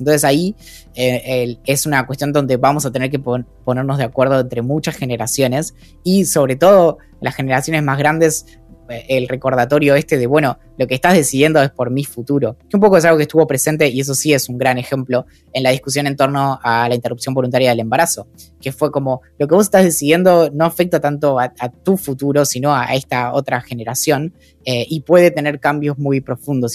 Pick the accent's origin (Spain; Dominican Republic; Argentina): Argentina; San Carlos de Bariloche, Río Negro; yo crecí en Bariloche